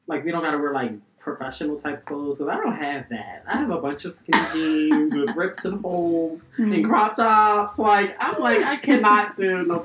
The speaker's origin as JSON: {"language": "English", "town": "Philadelphia", "region": "Pennsylvania", "country": "United States", "tie": "born or raised there", "said": "I'm from Philadelphia, born and raised."}